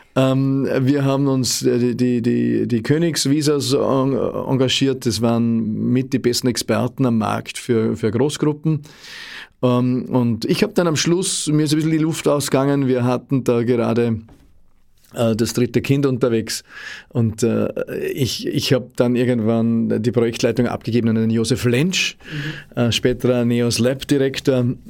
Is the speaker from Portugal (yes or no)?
no; Austria